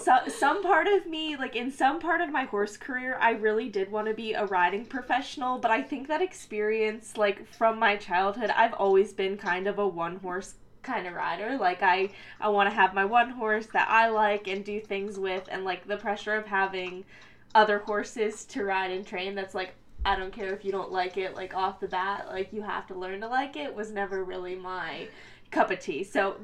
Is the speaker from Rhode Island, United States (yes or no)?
no; Columbia, Maryland, United States; moved away as an adult; now in Pennsylvania, United States; I grew up in like Columbia, Maryland area, so it's like halfway in between DC and Baltimore.